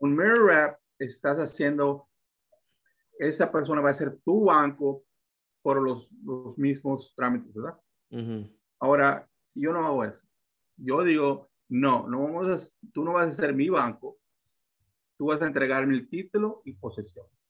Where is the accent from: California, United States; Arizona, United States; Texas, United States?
Texas, United States; yo aquí soy de Texas, ah, mm. soy americano, ah, nací aquí, so, si mi español a veces es un poquito así